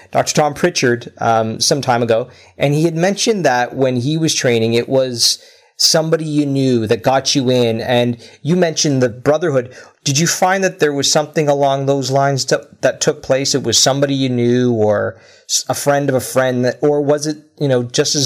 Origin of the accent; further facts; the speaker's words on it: Canada; being Canadian